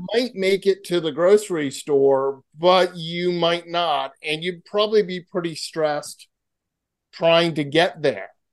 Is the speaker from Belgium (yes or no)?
no; Massachusetts, United States; now in California, United States; I grew up in Massachusetts